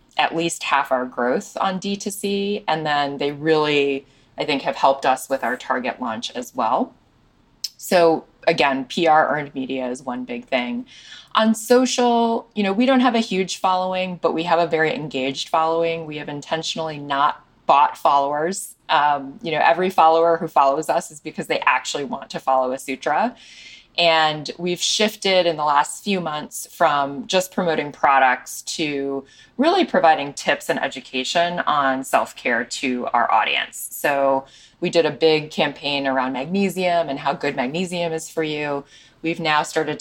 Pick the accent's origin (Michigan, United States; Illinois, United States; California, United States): Illinois, United States; Chicago; we run the business in Chicago, my hometown